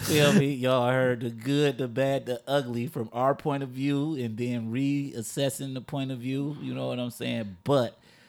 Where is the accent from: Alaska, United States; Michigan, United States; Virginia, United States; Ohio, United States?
Michigan, United States; Inkster; I'm from Angster.